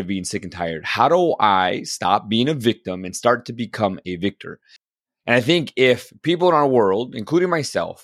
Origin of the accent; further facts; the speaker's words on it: Los Angeles, California, United States; Growing up in East Los Angeles, a majority of my life